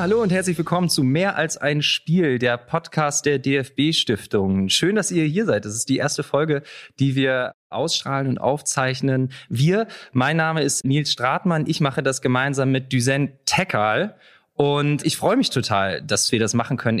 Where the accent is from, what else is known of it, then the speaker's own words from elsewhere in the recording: Leipzig, Saxony, Germany; ich komme selber aus Leipzig